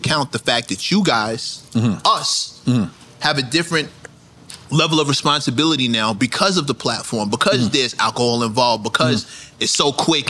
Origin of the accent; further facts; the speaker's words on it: Queens, New York, United States; First thing I say, yo, I'm from Queens.